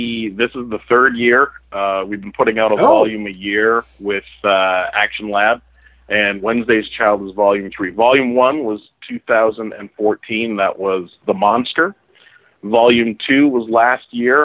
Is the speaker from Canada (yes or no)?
yes; Toronto, Ontario, Canada; I'm from Toronto, the center, not just the most important city in Canada